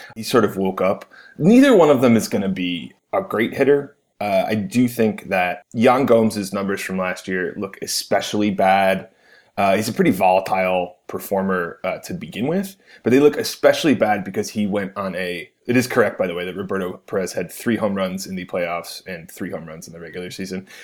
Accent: Cleveland, Ohio, United States; I am from Cleveland

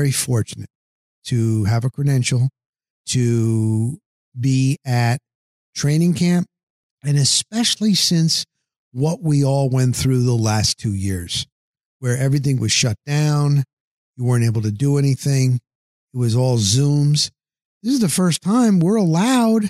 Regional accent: New Jersey, United States; moved away as an adult; I'm from the New Jersey area

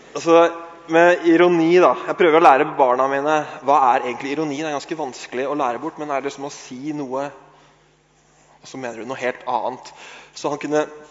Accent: Norway; vi er fra Norge

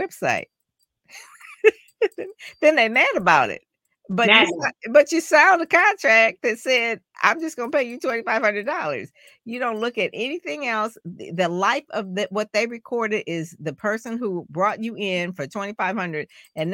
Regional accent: Detroit, Michigan, United States; I'm from Detroit, like in Motown

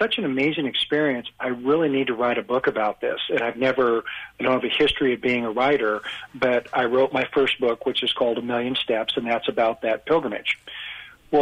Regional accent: Boise, Idaho, United States; I was born and raised in Boise, Idaho

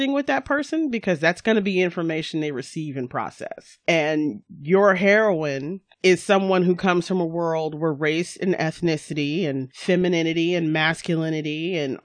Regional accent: North Carolina, United States; I grew up in North Carolina, but for the first 10 years of my life, I lived on a military base.

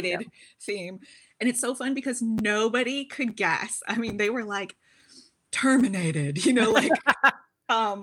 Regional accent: Seattle, Washington, United States; moved away as an adult; also born or lived in China / Middle East / Finland; Born and raised in Seattle, also lived abroad for 20 years, lived in China for many years

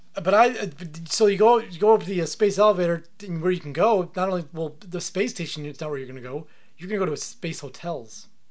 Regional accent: United States; it's my right as an American

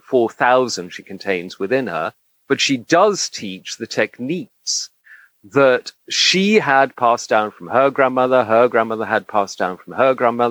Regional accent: Egypt; moved away as an adult; I grew up in Egypt. I spent my formative years there between 6 and 18.

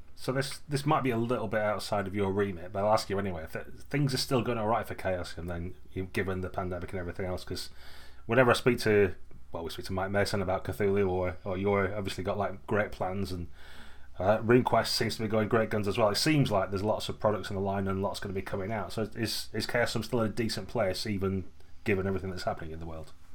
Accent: United Kingdom; we're British

